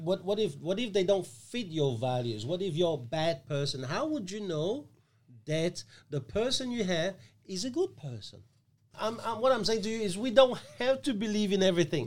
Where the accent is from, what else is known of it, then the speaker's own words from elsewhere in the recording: Australia; We, as Australian citizen